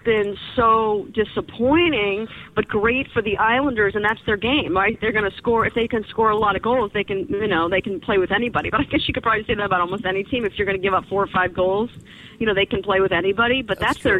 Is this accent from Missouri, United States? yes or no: yes; St. Louis, Missouri, United States; now in Connecticut, United States; And I'm originally from St. Louis, born and raised